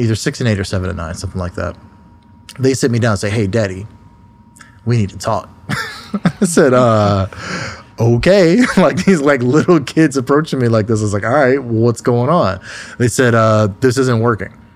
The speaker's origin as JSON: {"language": "English", "town": "Southfield", "region": "Michigan", "country": "United States", "tie": "born or raised there", "said": "I grew up in Southfield, Michigan, which is just a sur-, suburb right outside of Detroit"}